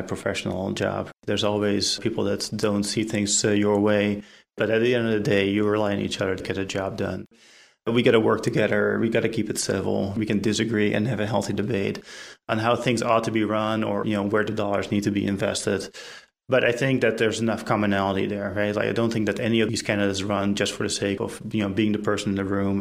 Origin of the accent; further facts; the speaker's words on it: Netherlands; now in Apex, United States; my home country, the Netherlands